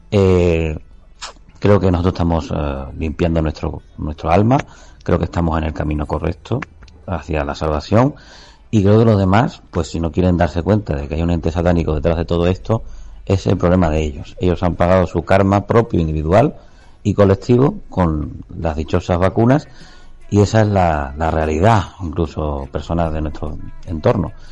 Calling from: Marbella, Andalusia, Spain; Buenas tardes, … … de Marbella.

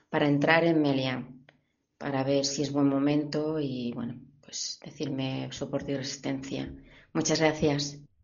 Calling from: Barcelona, Catalonia, Spain; de Barcelona.

